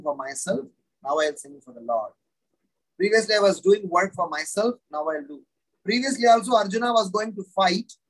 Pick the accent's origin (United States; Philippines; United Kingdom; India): India; Tiruchirappalli, Tamil Nadu; now in Mumbai, India; I hail from Srirangam, South India, Tamil Nadu. That's where I grew up. It's not exactly Srirangam. That's a place called Trichinopoly.